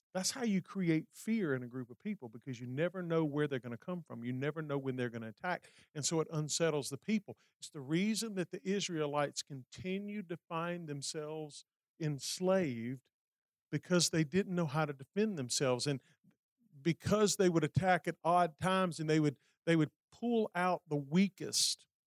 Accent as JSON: {"language": "English", "region": "Alabama", "country": "United States", "tie": "born or raised there", "said": "Montgomery, Alabama, my home state"}